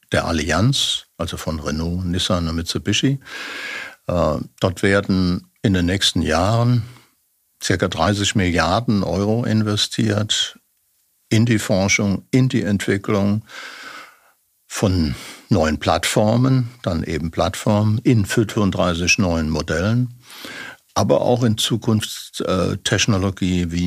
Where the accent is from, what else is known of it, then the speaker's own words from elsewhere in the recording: Germany; Und äh, ich bin Deutscher.